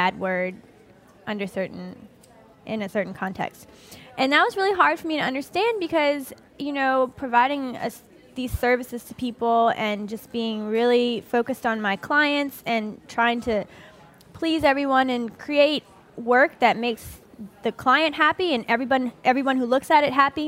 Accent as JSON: {"language": "English", "town": "New Orleans", "region": "Louisiana", "country": "United States", "said": "I'm from 7th Ward in New Orleans."}